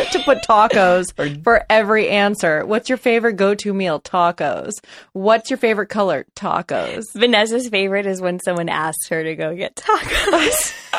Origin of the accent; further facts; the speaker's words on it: Los Angeles, California, United States; I grew up in Los Angeles and I live in Los Angeles. Still